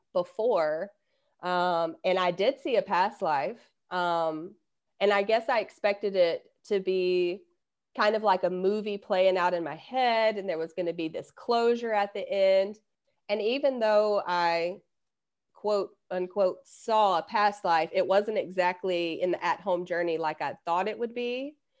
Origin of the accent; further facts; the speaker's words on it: Alabama, United States; I'm from Alabama